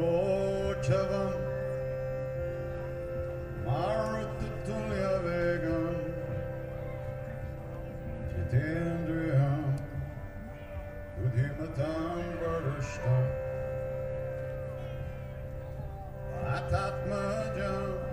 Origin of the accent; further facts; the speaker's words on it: New York, United States; I'm from New York